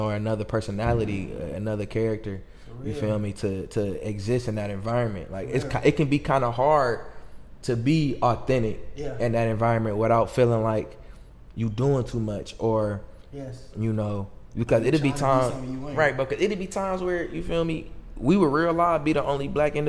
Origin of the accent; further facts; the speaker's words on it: Auburn Hills, Michigan, United States; I'm from Auburn Hills.